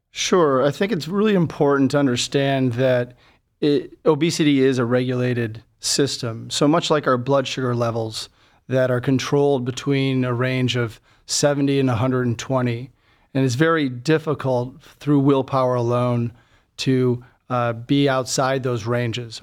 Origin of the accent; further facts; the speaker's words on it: Buffalo, New York, United States; moved away as an adult; also born or lived in Birmingham, Alabama / Boston, Massachusetts; now in Cleveland, United States; I'm originally from Buffalo, New York, and did my training there